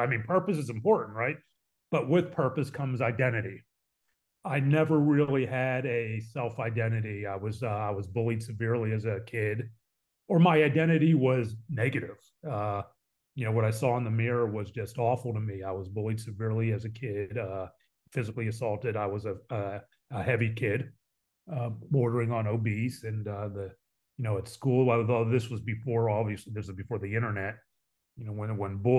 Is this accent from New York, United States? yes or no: no; Pittsburgh, Pennsylvania, United States; moved away as an adult; also born or lived in Dallas; Born and raised in Pittsburgh, middle of three boys